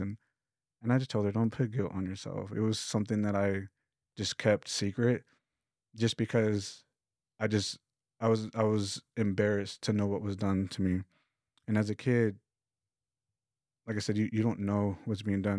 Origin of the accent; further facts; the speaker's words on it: Lubbock, Texas, United States; I come from Lubbock, Texas, which is like five hours west from here